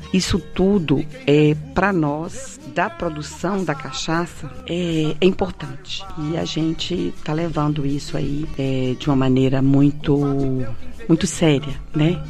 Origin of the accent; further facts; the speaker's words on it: Salinas, Minas Gerais, Brazil; Eu sou de Salinas, filha do seu Tonico